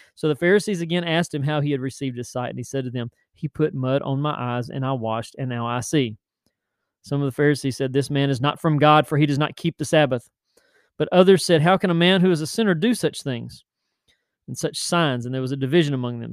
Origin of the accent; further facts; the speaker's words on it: Tennessee, United States; now in Chesapeake, United States; I'm from Tennessee